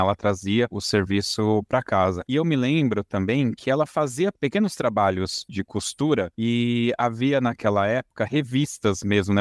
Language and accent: Portuguese; São Paulo, Brazil; na minha infância, né, aqui em São Paulo